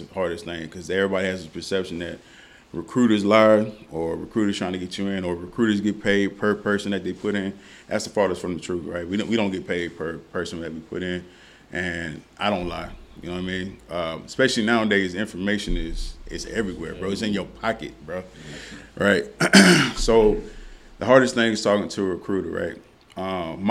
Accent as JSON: {"language": "English", "town": "San Antonio", "region": "Texas", "country": "United States", "tie": "born or raised there", "also_born_or_lived": "Louisiana", "moved": "as an adult", "lives_now": "Dallas, United States", "said": "growing up in San Antonio"}